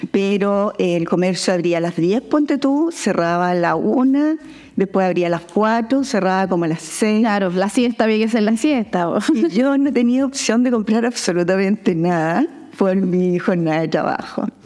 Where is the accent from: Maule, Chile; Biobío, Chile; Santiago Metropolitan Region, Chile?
Biobío, Chile; Talcahuano; born there; also born or lived in Valparaíso; Nací en Talcahuano, ya. mi padre era marino